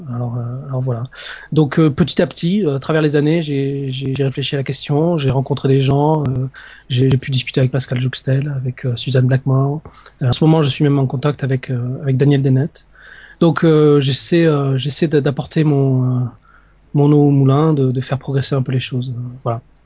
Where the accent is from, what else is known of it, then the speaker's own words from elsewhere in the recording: Narbonne, Occitania, France; moved away as an adult; also born or lived in Strasbourg; je suis français, je viens, je viens du sud de la France, de, de Narbonne